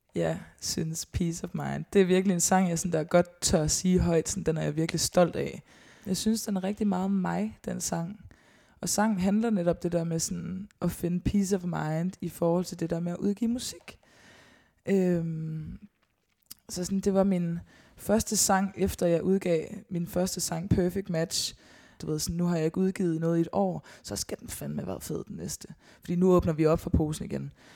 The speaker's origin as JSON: {"language": "Danish", "town": "Årstrup", "region": "North Denmark Region", "country": "Denmark", "tie": "born or raised there", "said": "Jeg er opvokset langt uden for Støvring, i en lille, lille flække, der hedder Årstrup"}